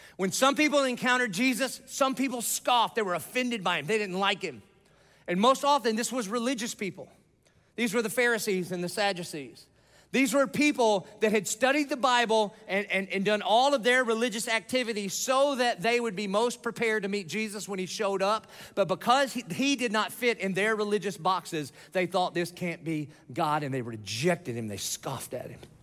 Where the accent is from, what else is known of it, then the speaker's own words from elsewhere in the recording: Dillon, South Carolina, United States; moved away; I grew up in Dillon, South Carolina. It's off of I ninety five. It's a little podunk nowhere town